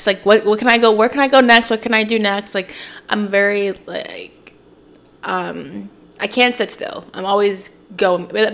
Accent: Oshawa, Ontario, Canada; moved away as an adult; also born or lived in Toronto / Scarborough / Pickering / Whitby; now in Montreal, Canada; I was born here

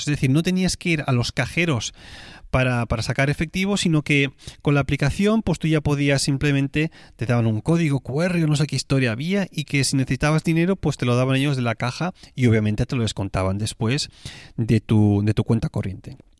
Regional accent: Tarragona, Catalonia, Spain; moved away; la ciudad donde yo voy a veranear, que es Tarragona, mi ciudad natal

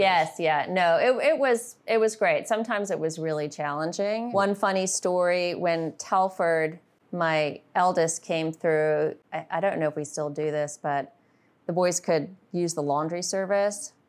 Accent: Zimbabwe; now in United States; I grew up in Zimbabwe

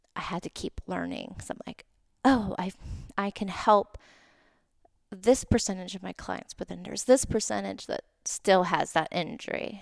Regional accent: Oahu, Hawaii, United States; now in Southern California, United States; I'm from Oahu originally

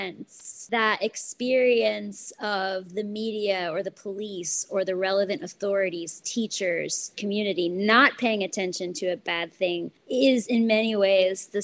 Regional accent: New York City, New York, United States; when growing up in Brooklyn in the 80s

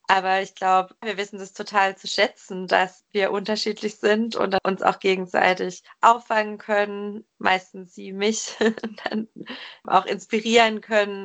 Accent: Germany; moved away as an adult; also born or lived in Frankfurt; wir im gleichen Dorf aufgewachsen sind in Deutschland

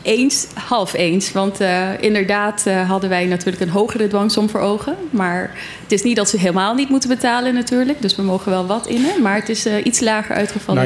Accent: Zwolle, Overijssel, Netherlands; moved away as an adult; now in Bonaire; Ik ben opgegroeid in Zwolle

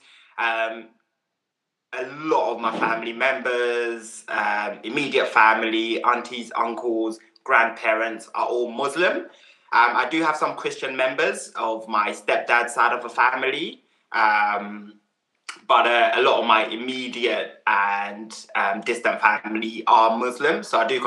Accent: London, United Kingdom; also born or lived in Uganda / Croydon / Mitcham; when I moved to the UK, we lived in Southwest London. I've always lived here. First in Croydon

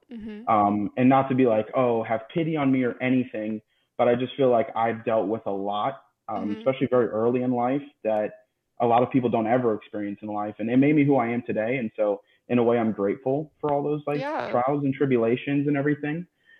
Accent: South Florida, United States; So I am 27, born and raised in South Florida.

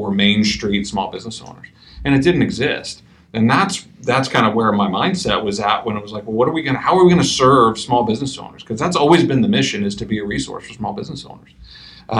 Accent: Midwest, United States; I'm from the Midwest.

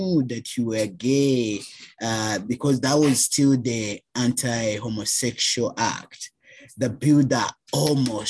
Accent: Uganda; moved away as an adult; now in Canada; Black trans man from Uganda, born and raised in Uganda, migrated to Canada 2016, August.

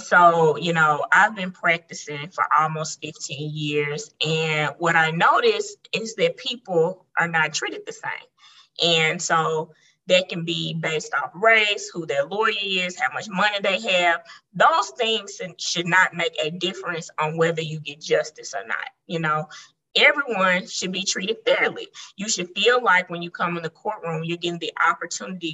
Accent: Memphis, Tennessee, United States; I've been here my entire life. And so, you know, Memphis has its own culture

